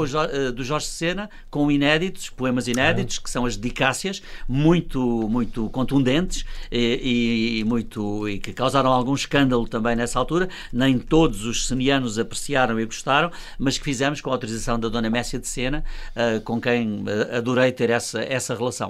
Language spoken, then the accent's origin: Portuguese; Luanda, Luanda Province, Angola; moved away as an adult; also born or lived in Val de Madeira, Beira Alta, Portugal; now in Portugal; nasci na Beira Alta, em Val de Madeira, só lá vivi cinco anos, é verdade, ah, okay. mas é a minha terra, que eu não renego, evidentemente, embora claro, a minha segunda grande, grande terra que fez a minha vida seja Luanda.